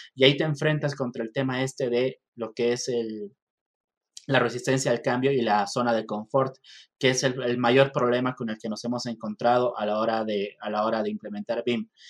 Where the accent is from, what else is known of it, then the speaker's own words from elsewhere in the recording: Bolivia; also born or lived in Mexico; now in La Paz, Bolivia; soy eh, ingeniero civil, soy boliviano, estudié acá en, Bolivia la, la, carrera